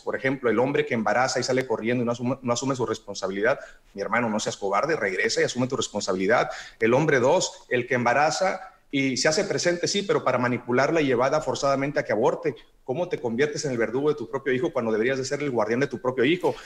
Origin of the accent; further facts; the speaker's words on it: Mexico; now in United States; como católico, mexicano, guadalupano